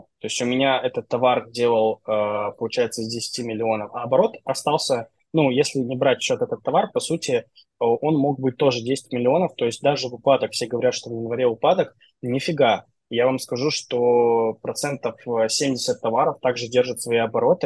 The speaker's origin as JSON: {"language": "Russian", "region": "Transnistria", "country": "Moldova"}